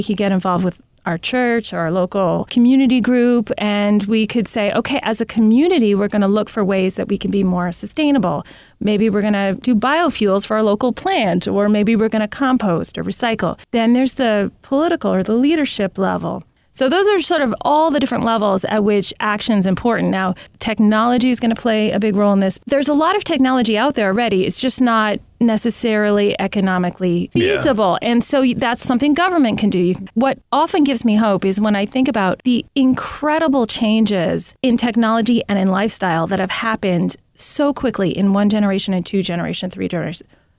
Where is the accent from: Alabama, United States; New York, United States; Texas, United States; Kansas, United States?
New York, United States; Manhattan; and I'm from Manhattan, so I have a feeling.